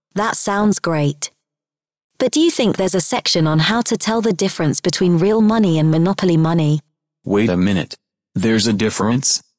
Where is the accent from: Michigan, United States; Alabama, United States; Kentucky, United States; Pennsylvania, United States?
Michigan, United States; Kalamazoo; I'm from Kalamazoo, uh, Southwest Michigan